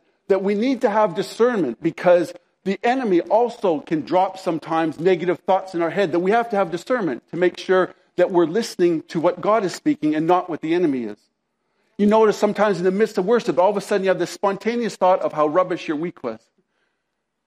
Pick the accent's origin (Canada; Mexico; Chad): Canada; I'm a Canadian